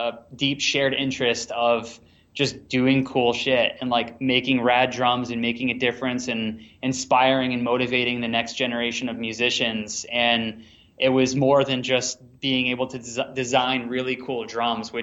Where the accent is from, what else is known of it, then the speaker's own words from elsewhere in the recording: Massachusetts, United States; accent: Massachusetts; I'm from Massachusetts, so everyone makes fun of us, obviously, for saying car, like ka